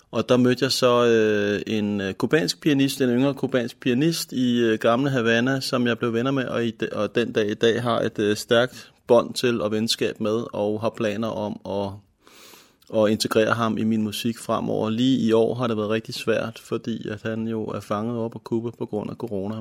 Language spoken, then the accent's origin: Danish; Helsingør, Capital Region of Denmark, Denmark; also born or lived in Nørrebro, Copenhagen; jeg er født på Nørrebro i København, og boede i København til jeg var syv år gammel, og så flyttede familien og tog mig med heldigvis til Helsingør i nitten halvfjerds, hvor jeg så har huset her siden